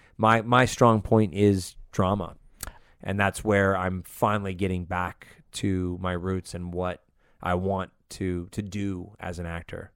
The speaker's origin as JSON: {"language": "English", "town": "Los Angeles", "region": "California", "country": "United States", "tie": "born or raised there", "also_born_or_lived": "Las Vegas, Nevada / Santa Cruz, California", "said": "I was born in Vegas, lived in Northern California and then moved to L A when I was about six"}